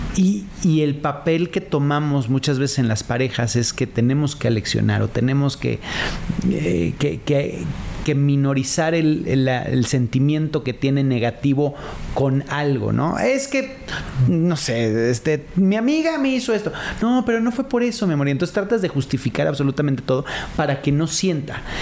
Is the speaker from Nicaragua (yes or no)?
no; Mexico; sobre todo como mexicanos